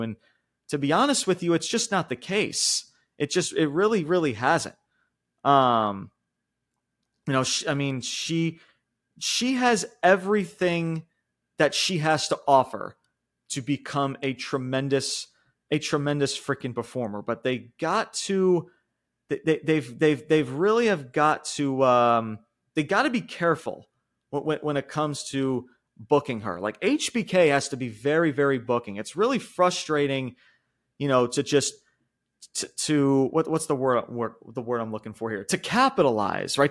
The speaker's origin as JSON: {"language": "English", "region": "New York", "country": "United States", "said": "I'm from New York"}